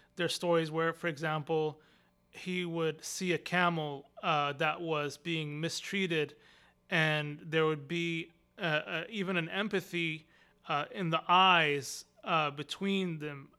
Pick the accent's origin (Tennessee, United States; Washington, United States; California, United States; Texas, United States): Texas, United States; Austin; also born or lived in Arlington, Virginia; I grew up here in Austin. I was born in Arlington, Virginia. And then my parents came to Austin, Texas when I was two years old